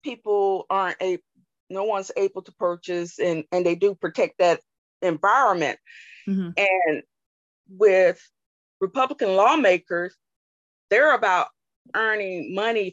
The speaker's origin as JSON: {"language": "English", "region": "Alabama", "country": "United States", "tie": "born or raised there", "moved": "yes", "said": "born and raised in Alabama, mm-hmm. in a rural area"}